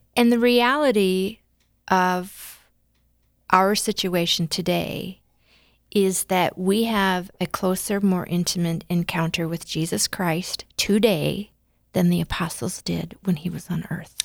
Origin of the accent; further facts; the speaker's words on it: West River, South Dakota, United States; I'm a West River girl